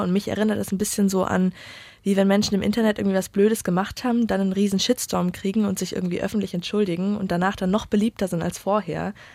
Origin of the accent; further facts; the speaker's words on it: Munich, Bavaria, Germany; moved away; ich komme ursprünglich aus München